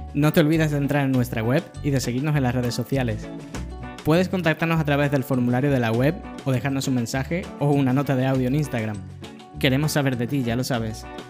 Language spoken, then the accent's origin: Spanish; Cádiz, Andalusia, Spain; moved away as an adult; also born or lived in Seville, Spain / Madrid, Spain / Schaffhausen, Switzerland / Dublin, Ireland; fui de mi ciudad natal, que es Cádiz, en España